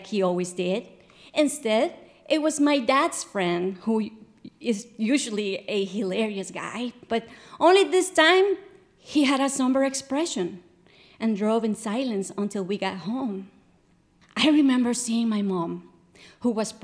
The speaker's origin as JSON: {"language": "English", "country": "Guatemala", "tie": "born or raised there", "said": "When I was little, growing up in Guatemala"}